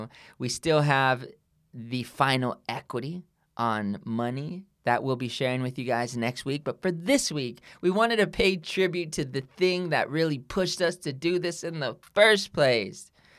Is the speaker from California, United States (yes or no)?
yes; California, United States; born or raised there; also born or lived in Oakland, California / Ohio